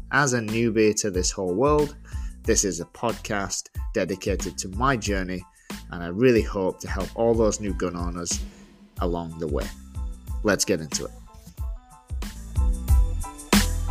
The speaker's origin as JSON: {"language": "English", "town": "Leeds", "region": "Yorkshire and the Humber", "country": "United Kingdom", "tie": "born or raised there", "moved": "as an adult", "lives_now": "Georgia, United States", "said": "I originally grew up, was born and raised in England and, uh, in a small place called Leeds"}